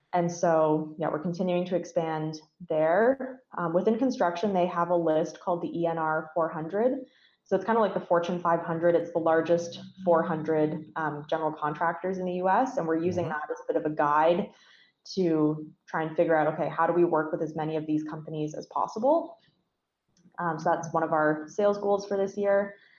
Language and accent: English; Stratford, Ontario, Canada; growing up in Stratford, I was very involved in the arts community there, um, still am